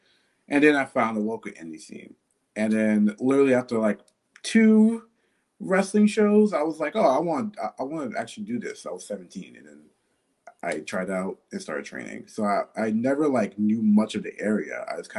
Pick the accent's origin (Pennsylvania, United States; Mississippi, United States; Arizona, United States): Mississippi, United States; now in Pittsburgh, United States; I'm from Mississippi. I moved to PA like in 2013.